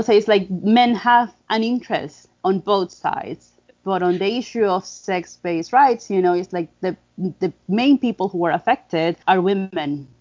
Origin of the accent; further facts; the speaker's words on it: Dominican Republic; I'm from the Dominican Republic